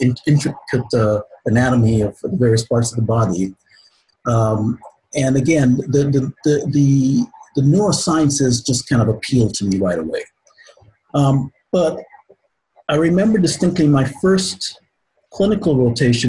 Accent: Guyana; moved away; I'm originally from Guyana in South America. So I'm an immigrant to this country.

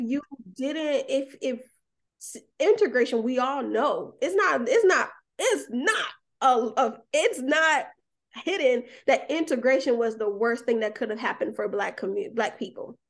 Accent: Atlanta, Georgia, United States; moved away as an adult; now in Alabama, United States; I grew up in Atlanta, moved to Alabama

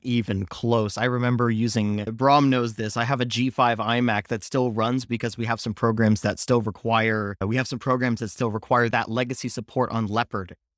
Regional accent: Palo Alto, California, United States; I grew up in Palo Alto, California

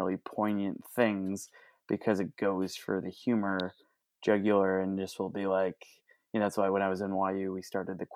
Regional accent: Chicago, Illinois, United States; moved away; I'm originally from Chicago, Illinois

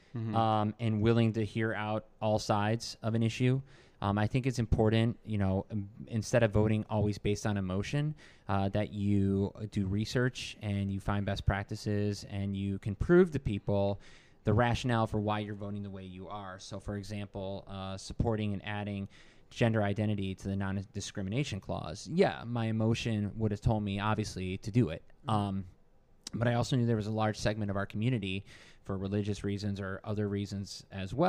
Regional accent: Michigan, United States; now in Virginia, United States; Growing up in Michigan

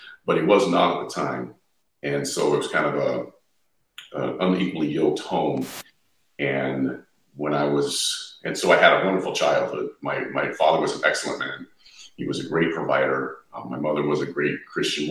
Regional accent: Southern California, United States; moved away as an adult; also born or lived in Ohio; I was born and raised in Southern California.

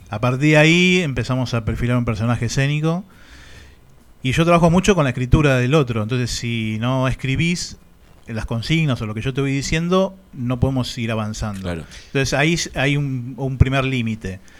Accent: Banfield, Buenos Aires Province, Argentina; also born or lived in Barcelona, Spain; Yo soy de Banfield

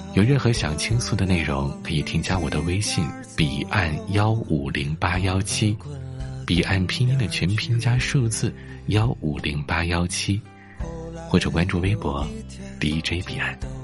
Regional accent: Northeast China, China; 我们东北人

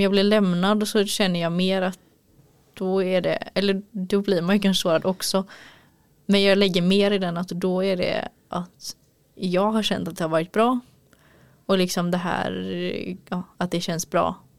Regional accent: Gothenburg, Västra Götaland, Sweden; moved away; jag är göteborg

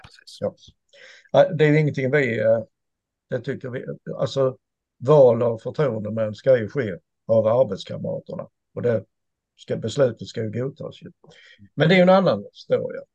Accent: Sweden; jag som svensk enkel medborgare

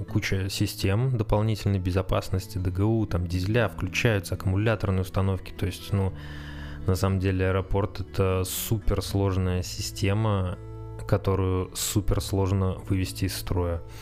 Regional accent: Saratov, Saratov Oblast, Russia; moved away as an adult; now in Moscow, Russia; Так вот, значит, э, приехал я в Москву из Саратова. Это был, по-моему, был 16-й год. Э, и устроился в аэропорт.

